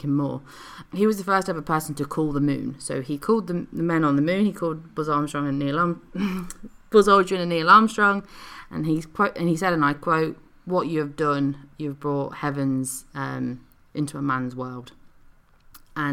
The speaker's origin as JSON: {"language": "English", "country": "United Kingdom", "said": "So we're from the UK, and, you know, we're British"}